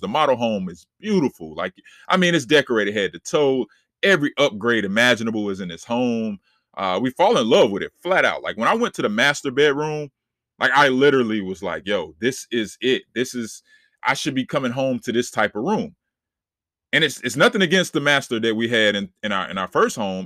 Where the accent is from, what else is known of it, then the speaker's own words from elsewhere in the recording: Charlotte, North Carolina, United States; I'm born and raised in Charlotte, North Carolina